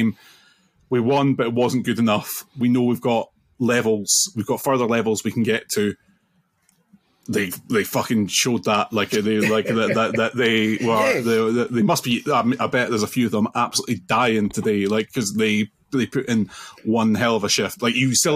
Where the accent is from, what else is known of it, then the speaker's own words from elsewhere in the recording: Scotland, United Kingdom; I'm Scottish